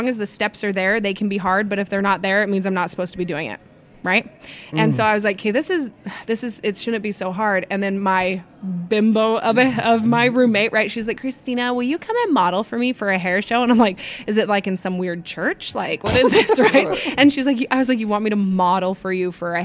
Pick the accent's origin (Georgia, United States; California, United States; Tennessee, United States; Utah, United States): Utah, United States; I'm from Utah.